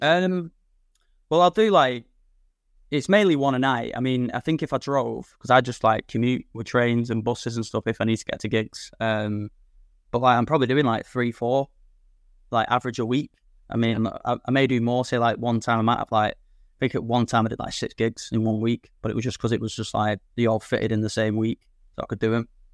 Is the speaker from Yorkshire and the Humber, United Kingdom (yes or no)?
no; Manchester, North West England, United Kingdom; moved away as an adult; now in Blackpool, United Kingdom; I'm originally from Manchester